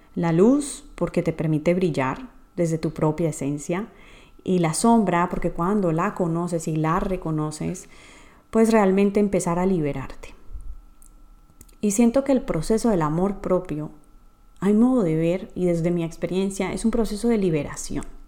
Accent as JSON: {"language": "Spanish", "country": "Colombia", "tie": "born or raised there", "moved": "yes", "said": "mi país natal, Colombia"}